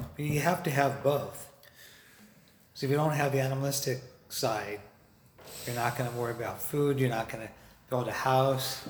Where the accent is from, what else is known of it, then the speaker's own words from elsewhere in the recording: Los Angeles, California, United States; I grew up in Encino which is highly Jewish